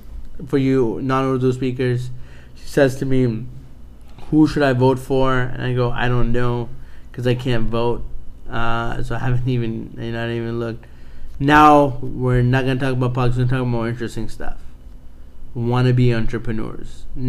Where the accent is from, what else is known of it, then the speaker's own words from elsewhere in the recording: United Kingdom; Because I'm British.